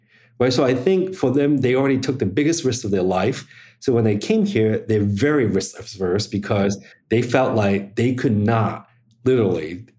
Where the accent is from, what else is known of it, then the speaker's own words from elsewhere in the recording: New York City, New York, United States; because I grew up in the Lower East Side, there was enough Chinese students